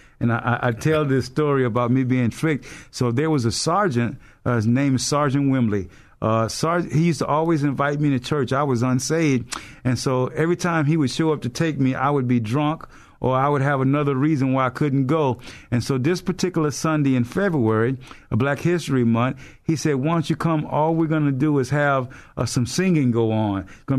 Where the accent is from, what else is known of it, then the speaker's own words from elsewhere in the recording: Leesville, Louisiana, United States; So I was stationed stateside at Leesville, Louisiana, which was really what would be considered my hometown, because as a family, we're from Alexandria, Louisiana. That's where my father and mother's from.